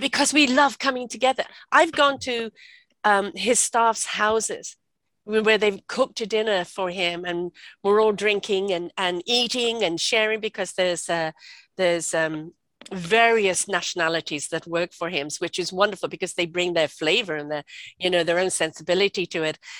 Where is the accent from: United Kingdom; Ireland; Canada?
United Kingdom; England; moved away; also born or lived in South Africa; I grew up in England